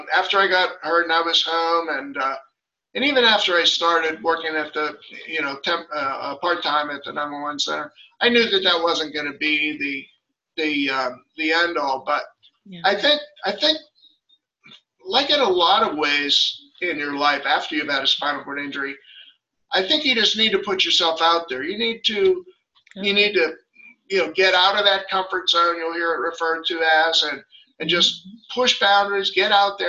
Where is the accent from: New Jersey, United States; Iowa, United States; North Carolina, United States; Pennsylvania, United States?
Pennsylvania, United States; Pittsburgh; moved away as an adult; now in Virginia Beach, United States; I'm from Pittsburgh originally and moved to the beach